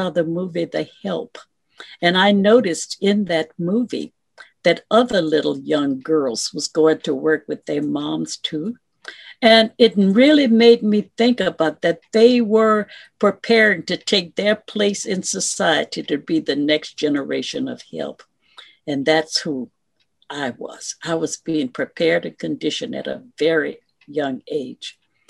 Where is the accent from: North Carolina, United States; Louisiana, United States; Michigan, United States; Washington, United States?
Louisiana, United States; Lake Charles; moved away as an adult; also born or lived in Opelousas, Louisiana / Houston, Texas; Growing up in that community. What community? In Lake Charles, Louisiana.